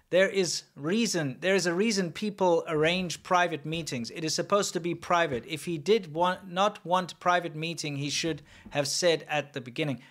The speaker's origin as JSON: {"language": "English", "country": "South Africa", "said": "as a white South African"}